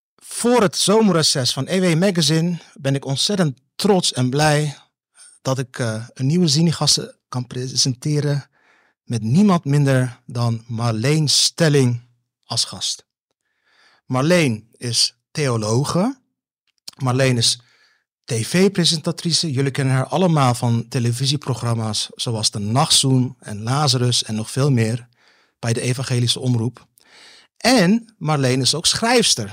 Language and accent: Dutch; Netherlands; ik ben ook een Nederlander.